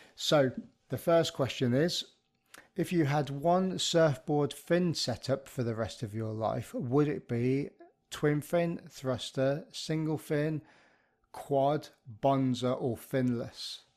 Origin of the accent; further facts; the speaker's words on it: Birmingham, West Midlands, United Kingdom; I grew up in the Midlands of the U K, um, ara, around, uh, around the Birmingham area